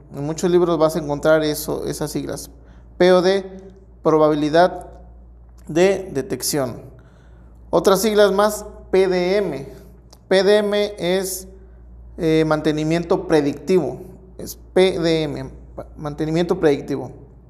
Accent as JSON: {"language": "Spanish", "country": "Mexico"}